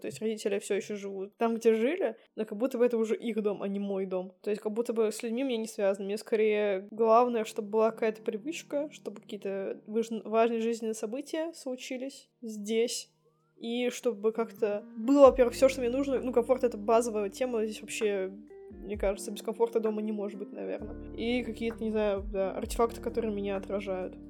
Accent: Saint Petersburg, Russia; moved away as an adult; also born or lived in Serbia; Я родилась в Санкт-Петербурге и жила там 21 год, потом переехала в Сербию.

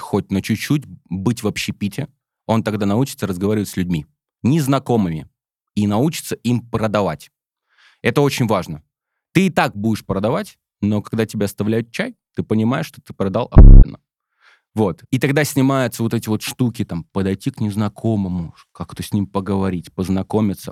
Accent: Smolensk, Smolensk Oblast, Russia; Я сам родом из Смоленска

